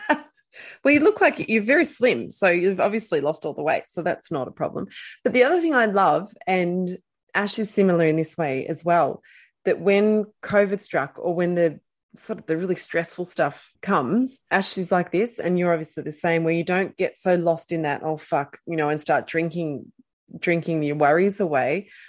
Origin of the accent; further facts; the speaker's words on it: Australia; we're Australian